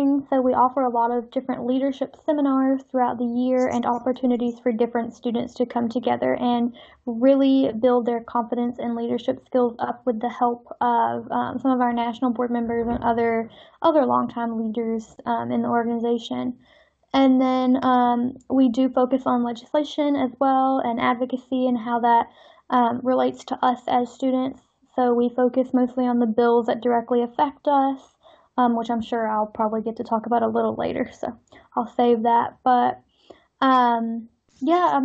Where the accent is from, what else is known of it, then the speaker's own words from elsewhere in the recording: Georgia, United States; also born or lived in Essex, United Kingdom; I am from Georgia in the U.S.